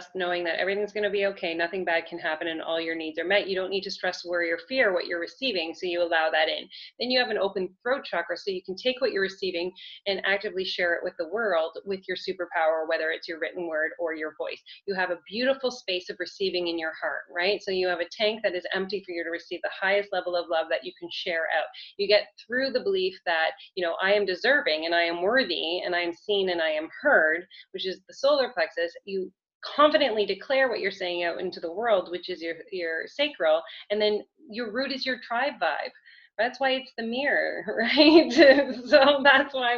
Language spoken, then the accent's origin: English; Canada; I'm Canadian